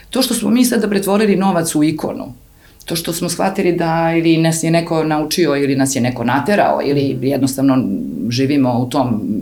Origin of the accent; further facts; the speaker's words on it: Serbia; Ja sam odrasla na Kolubari, na reci, Ne u luksuzu, ali sam odrastala